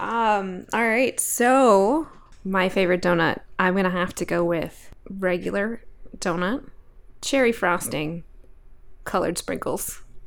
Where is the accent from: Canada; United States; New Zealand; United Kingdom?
United States; Alaska; I grew up in Alaska